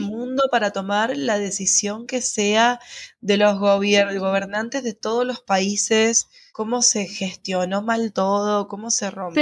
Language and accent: Spanish; San Rafael, Mendoza, Argentina; moved away as an adult; San Rafael, que es de donde yo soy